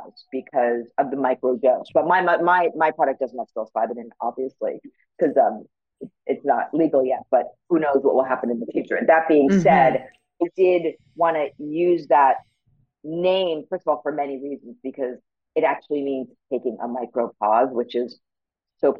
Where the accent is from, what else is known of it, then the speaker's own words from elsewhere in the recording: New York, United States; moved away as an adult; now in Los Angeles, United States; I'm born and bred in New York. So I'm a New Yorker